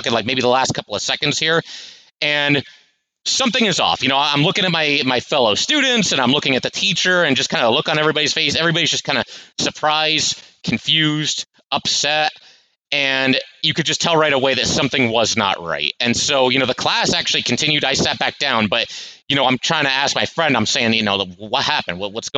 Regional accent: Connecticut, United States; I'm 15 years old. And, I grew up in Connecticut.

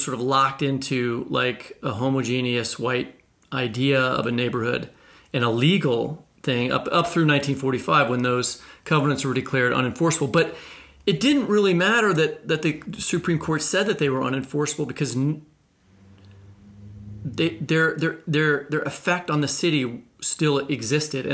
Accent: Kansas City, Missouri, United States; my hometown of Kansas City

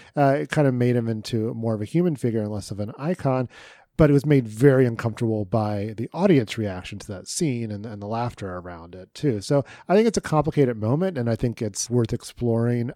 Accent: Dayton, Ohio, United States; my hometown newspaper, the, of the, uh, in Dayton, Ohio

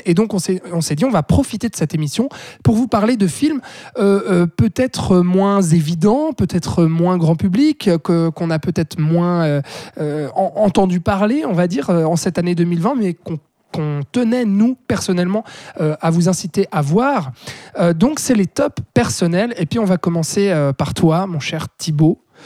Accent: Switzerland; chez nous en Suisse

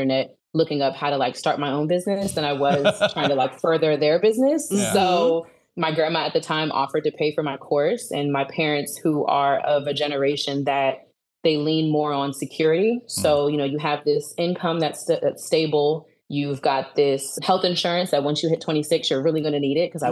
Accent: Alexandria, Virginia, United States; also born or lived in Dallas, Texas; I'm originally from Alexandria, Virginia, which is on the East Coast.

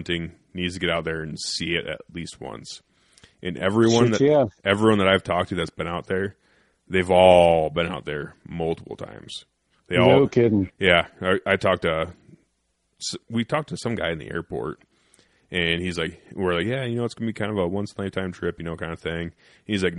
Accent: Iowa, United States; I'm from fucking Iowa

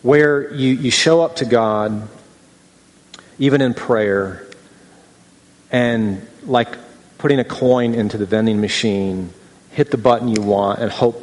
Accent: Midwest, United States; moved away; also born or lived in Southern California; I grew up in the Midwest, and I was in Southern California

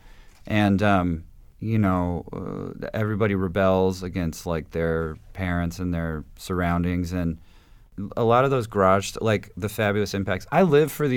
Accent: Huntington Beach, California, United States; also born or lived in Santa Ana, California; I grew up in Huntington Beach. I was born in Santa Ana.

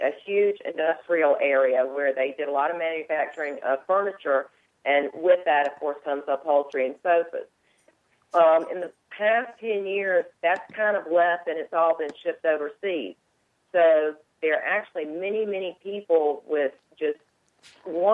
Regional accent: Rocky Mount, Virginia, United States; my hometown in Rocky Mount, Virginia

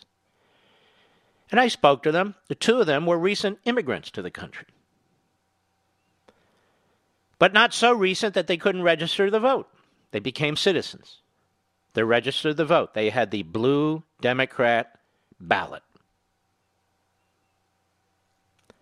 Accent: Philadelphia, Pennsylvania, United States; first language English; Philadelphia, my hometown

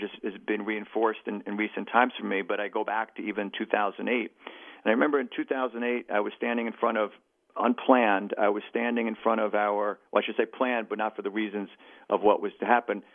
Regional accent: New York City, New York, United States; as a New Yorker

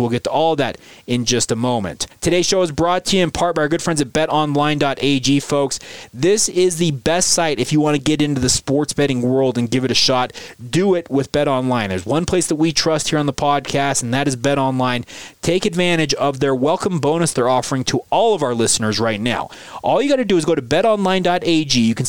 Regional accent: Orem, Utah, United States; Fea played at Orem High School, and of course, I grew up in Orem, so I have a pretty keen insight on how players in that city have developed.

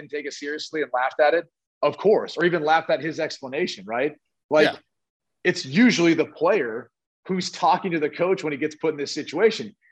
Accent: Dublin, Ohio, United States; It's in Dublin, Ohio. It's my hometown.

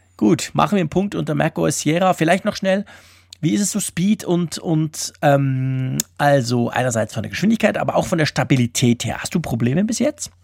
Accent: Switzerland; als Schweizer

